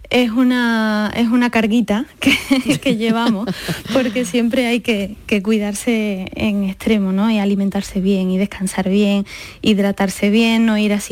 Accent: Seville, Andalusia, Spain; soy muy de Sevilla, mi familia es muy sevillana con todas sus consecuencias

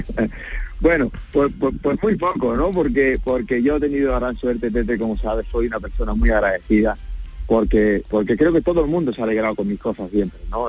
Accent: Andalusia, Spain; Primero que son los andaluces, eh, es, mi tierra, ¿no? Eh, es mi gente

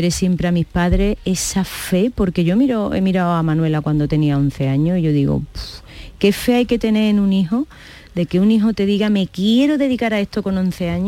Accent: Granada, Andalusia, Spain; also born or lived in Germany; Creces mm. en Granada

